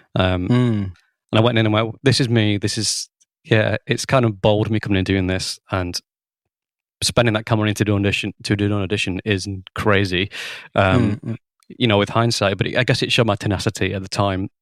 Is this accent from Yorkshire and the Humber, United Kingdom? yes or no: no; Lancashire, North West England, United Kingdom; also born or lived in Guildford, Surrey / Bristol; I'm from Lancashire, and I studied A level music